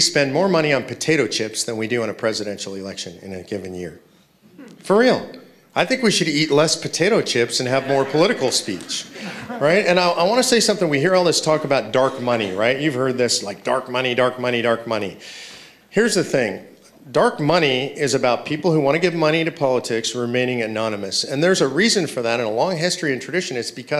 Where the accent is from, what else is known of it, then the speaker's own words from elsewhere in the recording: California, United States; You know, I might, because I come from California.